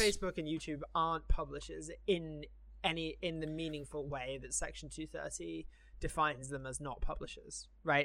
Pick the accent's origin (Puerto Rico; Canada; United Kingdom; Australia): United Kingdom; now in United States; as a Brit living here, I have to declare all of my foreign assets